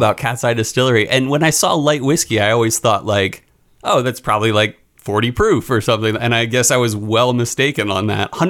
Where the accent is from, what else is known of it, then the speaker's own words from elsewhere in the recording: west of Philadelphia, Pennsylvania, United States; also born or lived in Kent, Connecticut; now in Meridian, United States; Yeah, west of Philadelphia, born and raised.